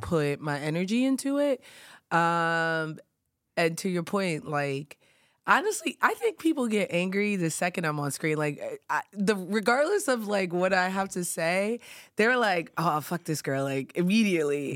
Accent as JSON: {"language": "English", "region": "New York", "country": "United States", "tie": "born or raised there", "said": "growing up in New York"}